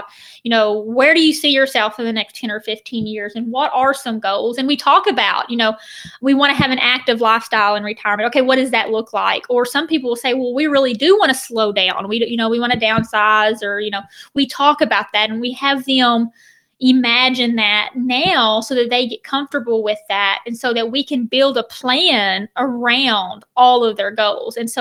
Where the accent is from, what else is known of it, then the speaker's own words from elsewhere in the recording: the South, United States; also born or lived in Florida; growing up in the South